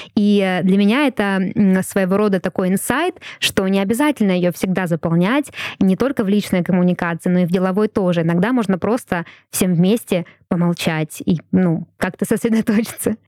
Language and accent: Russian; Russia; first language Russian; очень благодарна, что я родилась именно в России